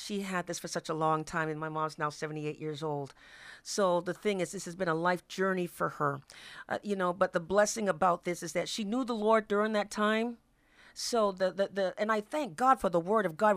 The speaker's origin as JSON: {"language": "English", "town": "Boston", "region": "Massachusetts", "country": "United States", "moved": "as an adult", "lives_now": "Washington, United States", "said": "I'm originally from Boston, Massachusetts, and it brought me here to Washington"}